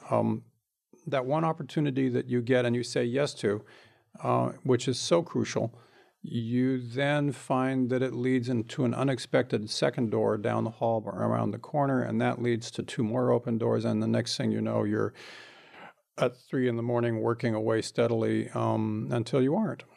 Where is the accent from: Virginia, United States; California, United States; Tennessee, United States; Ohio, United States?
California, United States; Bakersfield; I grew up in Bakersfield